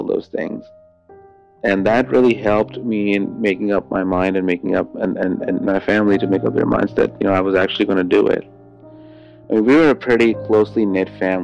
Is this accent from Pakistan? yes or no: yes; Pakistan; moved away as an adult; I am 25 years old, and I am from Pakistan